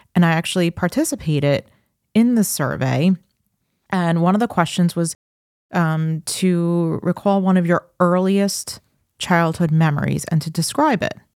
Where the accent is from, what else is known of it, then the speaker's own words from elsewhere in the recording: Farmingdale, New York, United States; I grew up in Farmingdale.